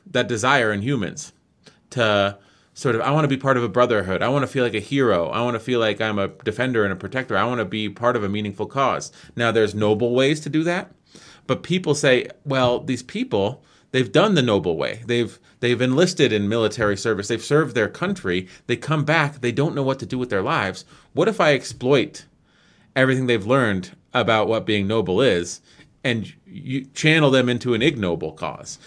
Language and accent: English; United States; I'm from America